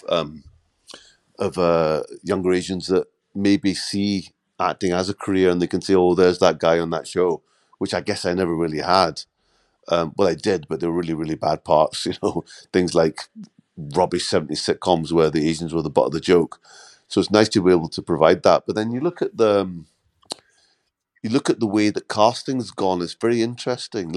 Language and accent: English; Scotland, United Kingdom; also born or lived in London; I was born in London, grew up in Scotland.